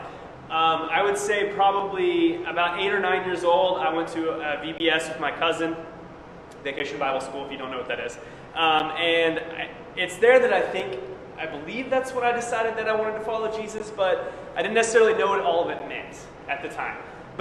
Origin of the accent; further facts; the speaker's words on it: Springfield, Missouri, United States; moved away as an adult; I was born in Springfield, Missouri